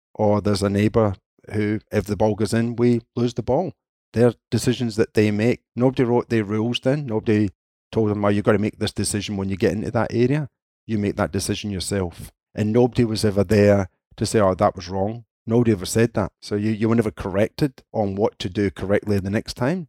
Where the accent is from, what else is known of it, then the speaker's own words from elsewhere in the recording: Scotland, United Kingdom; being Scottish